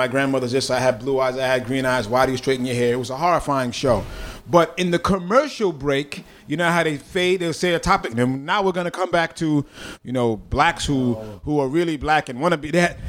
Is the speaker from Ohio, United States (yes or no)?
no; Bronx, New York, United States; Growing up in the Bronx, especially in the whole hip hop vibe about scratching, DJs wanted to find loops.